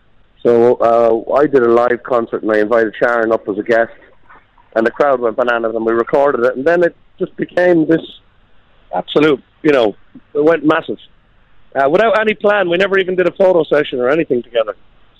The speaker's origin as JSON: {"language": "English", "country": "Ireland", "tie": "born or raised there", "said": "Well, I have to say, going away, it's probably more exciting than being in Ireland"}